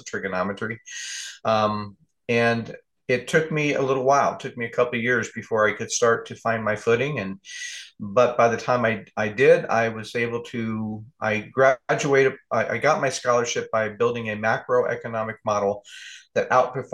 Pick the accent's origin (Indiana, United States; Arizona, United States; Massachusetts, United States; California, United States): California, United States; moved away as an adult; also born or lived in Newark, New Jersey; now in Pacific Northwest, United States; I'm from California and I'm a warm weather baby